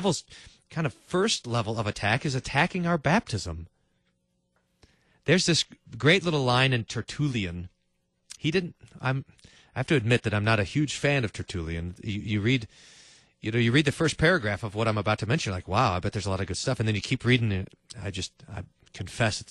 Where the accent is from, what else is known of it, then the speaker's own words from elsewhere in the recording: Kerrville, Texas, United States; when I was a little kid, I was growing up in Kerrville, Texas